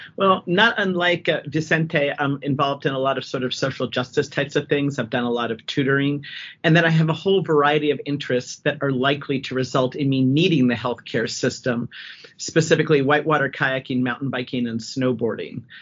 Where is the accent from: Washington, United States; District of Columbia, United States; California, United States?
District of Columbia, United States; Washington; also born or lived in upstate New York / Wyoming; now in Colorado, United States; originally from the DC area and ended up in Colorado via upstate New York and Wyoming